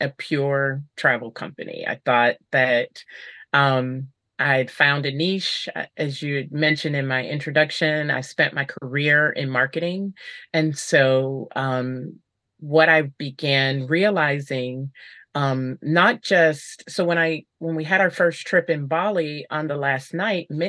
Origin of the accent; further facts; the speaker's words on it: United States; also born or lived in Paris; my identity as an American woman